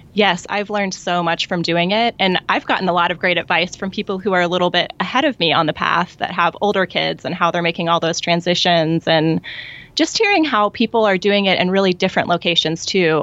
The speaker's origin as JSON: {"language": "English", "town": "Columbia", "region": "Missouri", "country": "United States", "tie": "born or raised there", "moved": "as an adult", "lives_now": "Bloomington, United States", "said": "I grew up in Columbia, Missouri"}